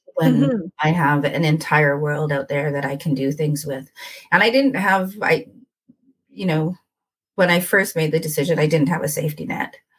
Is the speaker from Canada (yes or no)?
yes; Winnipeg, Manitoba, Canada; moved away as an adult; also born or lived in Edmonton; I was born and raised in Winnipeg, and then I moved away for 18 years